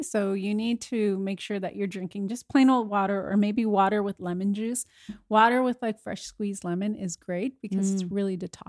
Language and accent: English; Winnipeg, Manitoba, Canada; my hometown, Winnipeg.